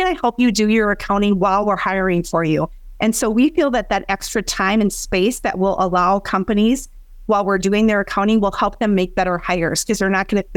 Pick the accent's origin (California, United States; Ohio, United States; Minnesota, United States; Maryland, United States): Minnesota, United States; Granite Falls; I grew up in Granite Falls, Minnesota. So a very small farming community in southwestern Minnesota